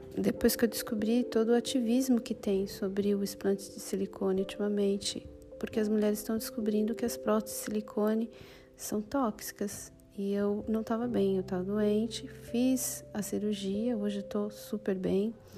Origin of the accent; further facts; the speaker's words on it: São Paulo, Brazil; moved away as an adult; now in Bologna, Italy; sou paulista e há quatro anos eu vivo na Itália, em Bolonha